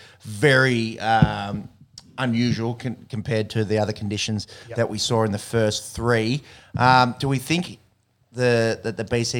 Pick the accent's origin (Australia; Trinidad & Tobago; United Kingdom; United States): Australia; we are, as Aussie cricket fans